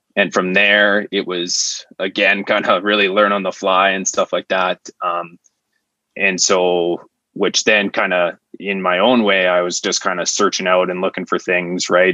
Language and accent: English; Estevan, Saskatchewan, Canada; I'm originally from Estevan, Saskatchewan, um, which is kind of a small city with lots of industry.